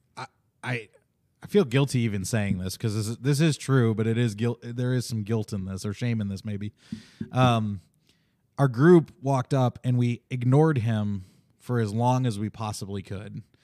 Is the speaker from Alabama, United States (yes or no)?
no; Chicago, Illinois, United States; I grew up in Chicago